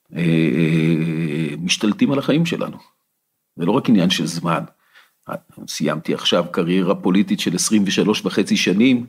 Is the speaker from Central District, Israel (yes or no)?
yes; Ramot HaShavim, Central District, Israel; also born or lived in Kfar Saba; גדלתי ברמות השבים